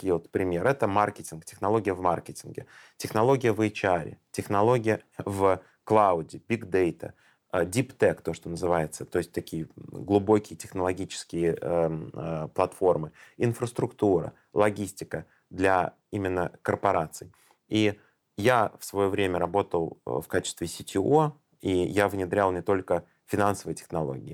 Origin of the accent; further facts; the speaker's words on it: Tashkent, Uzbekistan; я сам родом из Ташкента